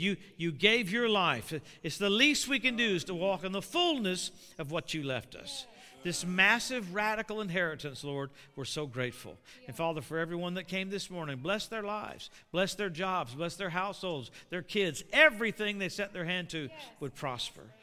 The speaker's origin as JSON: {"language": "English", "region": "Louisiana", "country": "United States", "tie": "born or raised there", "moved": "yes", "lives_now": "Tulsa, United States", "said": "I live in Tulsa, and I grew up in Louisiana"}